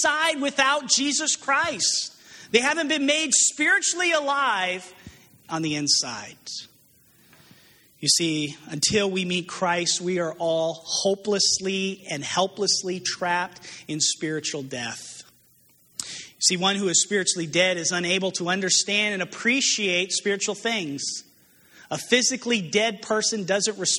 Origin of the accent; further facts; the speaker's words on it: New Mexico, United States; moved away as an adult; I'm from New Mexico originally, and I lived there since I was 18 years old, grew up out there.